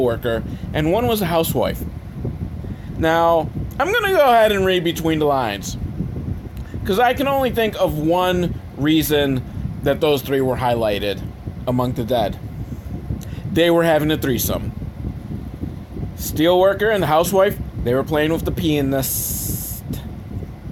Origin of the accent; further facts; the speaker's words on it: Buffalo, New York, United States; I'm from Buffalo